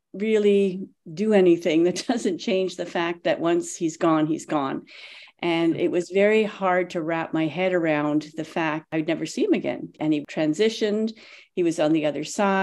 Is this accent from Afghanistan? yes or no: no; Canada; moved away as an adult; now in Tulsa, United States; I've only been here a couple of years. I'm from Canada originally